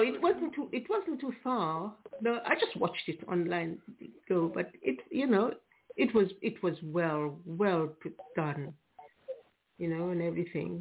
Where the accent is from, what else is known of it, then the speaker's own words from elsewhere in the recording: Antigua & Barbuda; now in England, United Kingdom; I'm from Antigua, but been in England a long, long, long time.